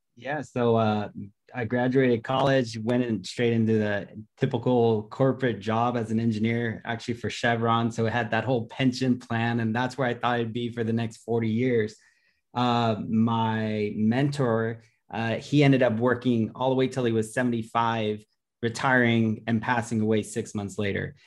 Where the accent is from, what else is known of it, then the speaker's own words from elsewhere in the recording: Los Angeles, California, United States; I'm from Los Angeles, California